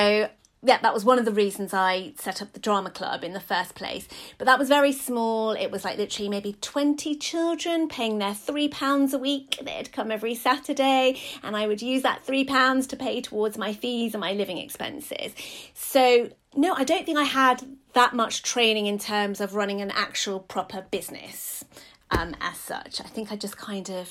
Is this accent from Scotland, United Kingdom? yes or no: no; London, United Kingdom; I grew up in Hackney